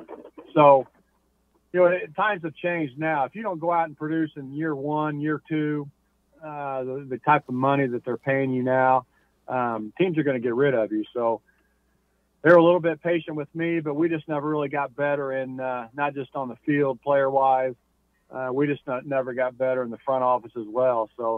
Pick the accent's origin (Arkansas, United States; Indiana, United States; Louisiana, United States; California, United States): Indiana, United States; Indianapolis; obviously growing up in Indianapolis and being a number one pick here